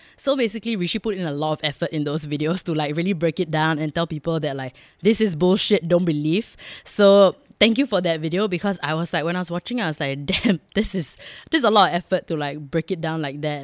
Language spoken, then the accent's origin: English; Singapore; being Singaporean, Indian, and growing up here my whole life